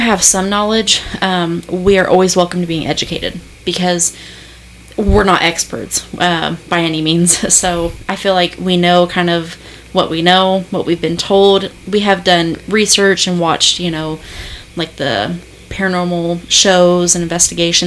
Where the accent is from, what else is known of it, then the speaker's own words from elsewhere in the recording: Indiana, United States; I'm from Indiana.